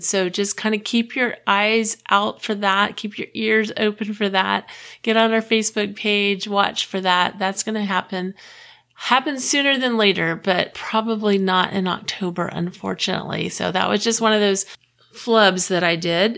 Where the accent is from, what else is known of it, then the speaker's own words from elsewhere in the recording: Clearwater, Florida, United States; moved away as an adult; also born or lived in Texas; I grew up in Clearwater, Florida